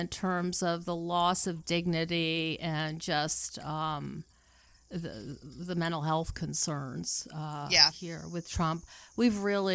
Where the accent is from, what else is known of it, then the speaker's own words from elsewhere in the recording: United States; I'm an American and that means something.